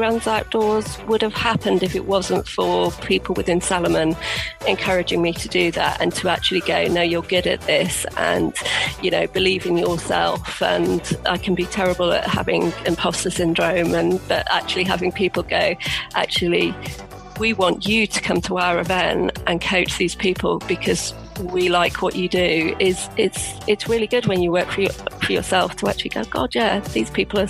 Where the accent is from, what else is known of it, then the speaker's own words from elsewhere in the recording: Yorkshire and the Humber, United Kingdom; moved away; also born or lived in Derbyshire; I'm originally from Yorkshire, Derbyshire, and moved down here 20 years ago near the South Downs, Surrey Hills.